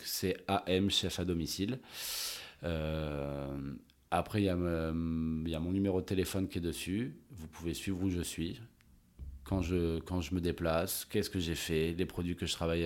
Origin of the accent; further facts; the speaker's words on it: La Rochelle, Nouvelle-Aquitaine, France; also born or lived in Bordeaux / Montreal, Canada / Australia / Arcachon Basin; Je suis très ancré sud-ouest parce que ben, c'est ma région. Euh, je suis né à La Rochelle